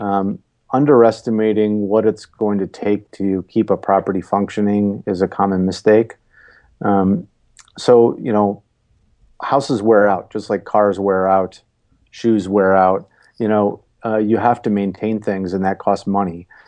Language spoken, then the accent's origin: English; Wisconsin, United States; I grew up in Wisconsin